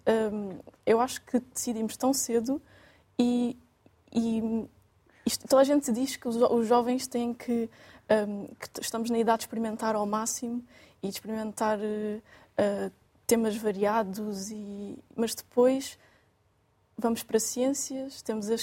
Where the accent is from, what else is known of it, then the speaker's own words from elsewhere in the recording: Quarteira, Faro, Portugal; moved away as an adult; now in Lisbon, Portugal; sou natural de quarteira no Algarve